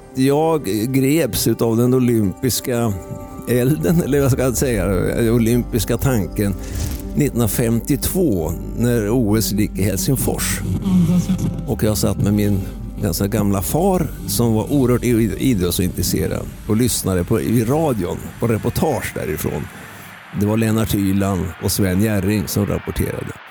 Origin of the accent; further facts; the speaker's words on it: Östergötland, Sweden; moved away; also born or lived in Värmdö / Höga Kusten; jag är född i Östergötland